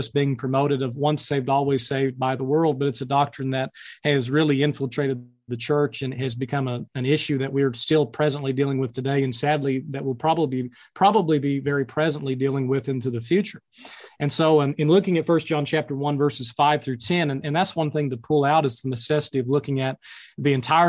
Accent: Mountain Home, Arkansas, United States; I'm actually originally from and kind of my hometown is in Mountain Home, Arkansas, still located here in the Ozarks

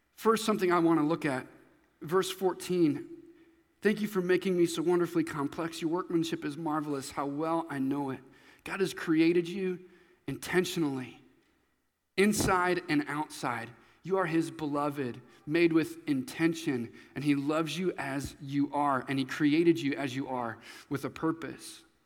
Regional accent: Nebraska, United States; also born or lived in Missouri; when I was going into fourth grade. I moved to Nebraska from Missouri

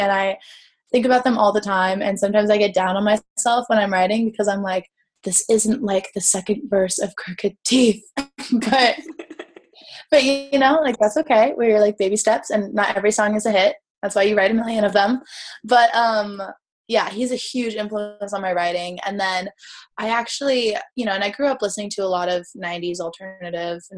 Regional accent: California, United States; growing up in California

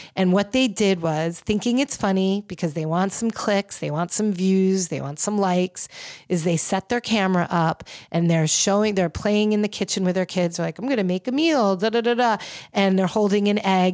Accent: New York City, New York, United States; I'm a New Yorker.

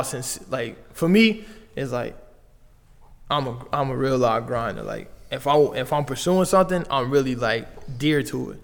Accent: Las Vegas, Nevada, United States; moved away as an adult; now in Canada; As an American from way down south from Vegas

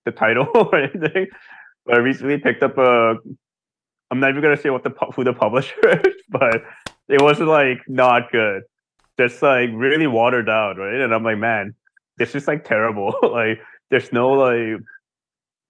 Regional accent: Seoul, South Korea; moved away; also born or lived in United States; especially when we were growing up in Seoul, in Korea

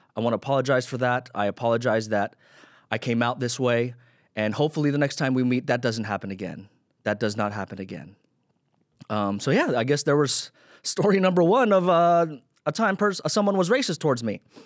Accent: Philippines; I'm Filipino

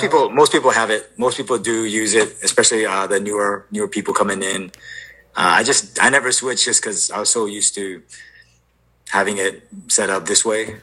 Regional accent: Oahu, Hawaii, United States; moved away as an adult; now in Washington, United States; born and raised on Oahu and moved up to Washington in 2006

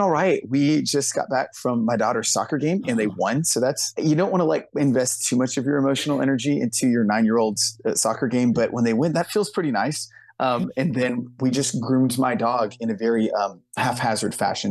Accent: Houston, Texas, United States; I'm from the Houston, Texas area.

